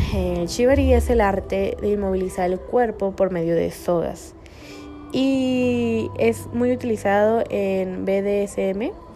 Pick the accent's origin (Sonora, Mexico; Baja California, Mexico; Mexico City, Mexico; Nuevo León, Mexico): Baja California, Mexico; Tijuana